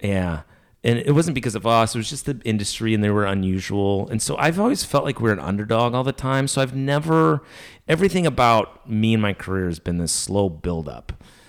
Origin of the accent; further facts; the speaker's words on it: Minnesota, United States; moved away; also born or lived in Arkansas; I'm from Minnesota. I went to high school in Arkansas